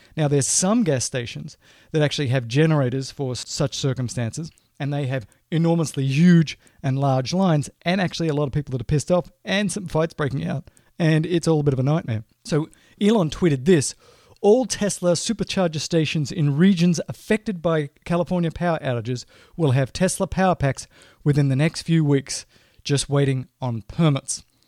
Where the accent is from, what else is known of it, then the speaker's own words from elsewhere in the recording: Australia; moved away as an adult; now in United States; I'm Australian by birth and, you know, grew up there and went to school there